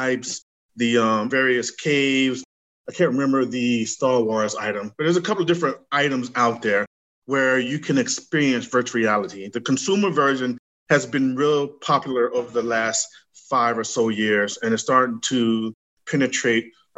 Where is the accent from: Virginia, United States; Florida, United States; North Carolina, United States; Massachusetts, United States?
Florida, United States; Gainesville; moved away as an adult; also born or lived in New York; now in Atlanta, United States; I'm from Gainesville, Florida. I was raised in Gainesville, Florida